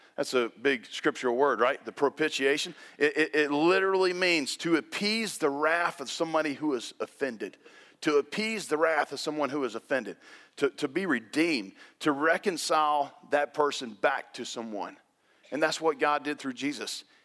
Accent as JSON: {"language": "English", "region": "the South", "country": "United States", "tie": "born or raised there", "said": "when you're born and raised in the South, You went to Tequila High School."}